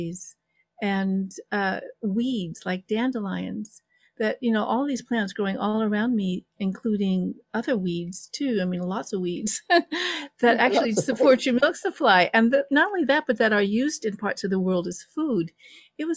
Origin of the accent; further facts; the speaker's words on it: Los Angeles, California, United States; moved away; I come from Los Angeles. You know, I was a Valley girl